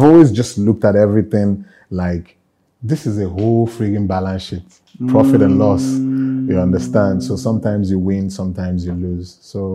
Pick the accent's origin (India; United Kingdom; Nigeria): Nigeria; Enugu, Enugu State; moved away as an adult; now in Lagos, Nigeria; I grew up in the Southeast, in Enugu specifically. It's a civil service town.